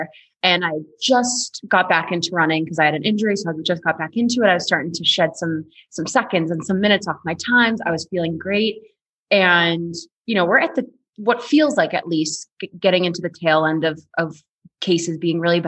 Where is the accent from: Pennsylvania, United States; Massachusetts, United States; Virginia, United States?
Massachusetts, United States; Boston; moved away as an adult; now in Colorado, United States; I am from Boston originally